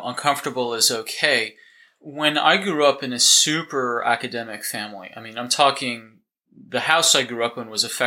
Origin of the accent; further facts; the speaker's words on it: Boston, Massachusetts, United States; moved away as an adult; also born or lived in Northern California / Dallas, Texas; now in New Zealand; originally, I'm from the States. I grew up in outside Boston, Massachusetts